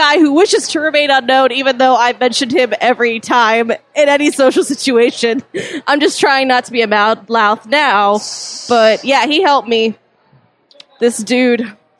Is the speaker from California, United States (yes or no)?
no; Battle Creek, Michigan, United States; Battle Creek, like 2 hours north of like Gary in Chicago.